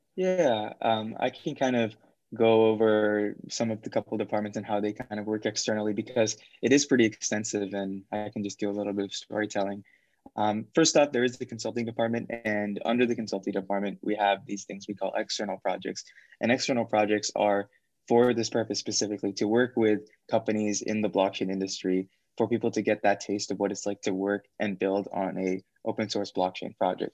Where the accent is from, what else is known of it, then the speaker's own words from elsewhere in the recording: Fremont, California, United States; I'm from Fremont in the Bay Area